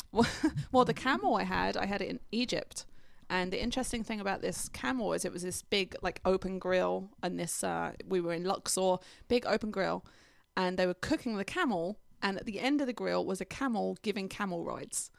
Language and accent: English; England, United Kingdom; now in United States; I'm from England, I don't really know London